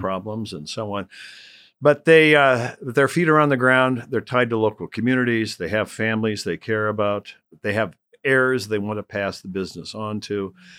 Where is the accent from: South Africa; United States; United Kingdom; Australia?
United States; Rockford, Illinois; my hometown of, of Rockford